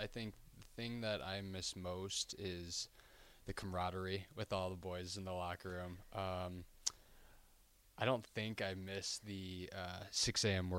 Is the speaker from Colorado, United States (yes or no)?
yes; Parker, Colorado, United States; I'm from Parker, Colorado.